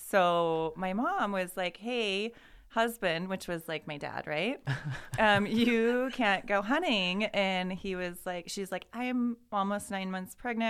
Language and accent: English; Boise, Idaho, United States; also born or lived in Meridian / Nampa; Born and raised in Meridian, Nampa, Boise, all over town here